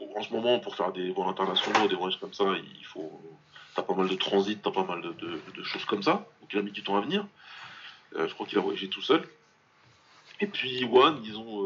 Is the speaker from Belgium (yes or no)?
no; France; en tant que Français